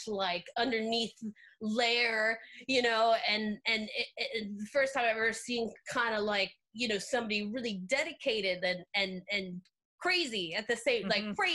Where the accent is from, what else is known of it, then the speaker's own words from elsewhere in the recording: Northern Virginia, United States; I'm from Northern Virginia, but like I went to Longwood